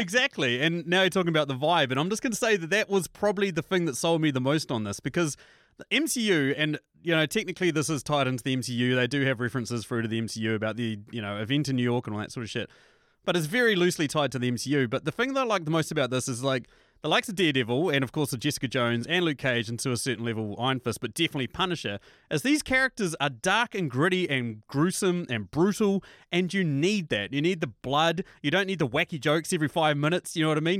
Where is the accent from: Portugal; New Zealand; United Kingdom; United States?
New Zealand; as a New Zealander, obviously, as people can tell by my accent